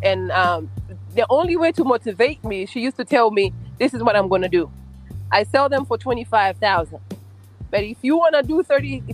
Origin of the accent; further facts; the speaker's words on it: Tanzania; now in Hanover, United States; I'm from Tanzania, living in the U.S. I live in Hanover, Maryland.